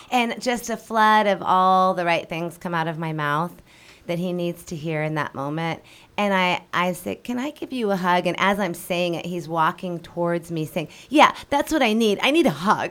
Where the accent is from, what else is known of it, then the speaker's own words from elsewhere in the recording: Denver, Colorado, United States; moved away as an adult; also born or lived in Seattle, Washington / Mexico; now in Hawaii, United States; I'm originally from Denver, Colorado. Grew up there.